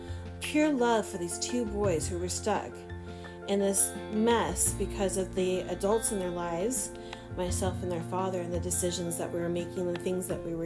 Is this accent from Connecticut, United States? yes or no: no; Fresno, California, United States; growing up in my hometown of Fresno